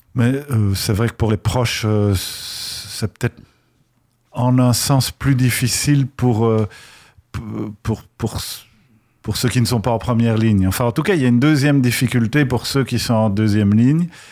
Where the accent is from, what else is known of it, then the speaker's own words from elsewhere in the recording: Belgium; accent: Belgian; à mon accent. Moi, je viens de Belgique